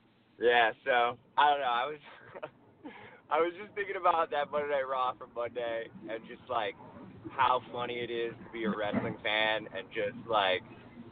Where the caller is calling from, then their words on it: Los Angeles, California, United States; Los Angeles.